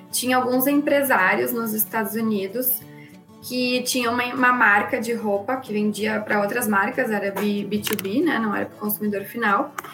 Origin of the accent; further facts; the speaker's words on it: Porto Alegre, Rio Grande do Sul, Brazil; Eu sou aqui de Porto Alegre